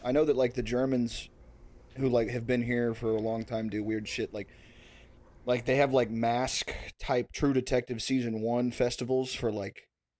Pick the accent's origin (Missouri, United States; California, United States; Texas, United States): Texas, United States; near Galveston; also born or lived in Austin, Texas; when I grew up near Galveston area.